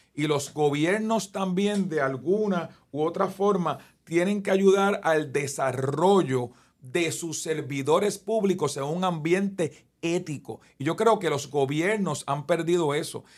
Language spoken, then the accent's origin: Spanish; Guaynabo, Puerto Rico; aquí en Guaynabo, en mi pueblo